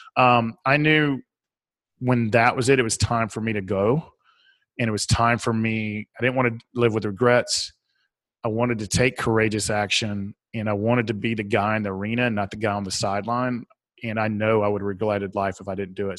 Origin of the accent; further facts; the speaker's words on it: the South, United States; accent: southern; my southern accent